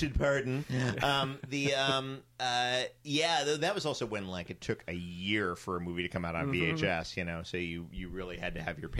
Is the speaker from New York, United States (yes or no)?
yes; New York, United States; I'm from New York.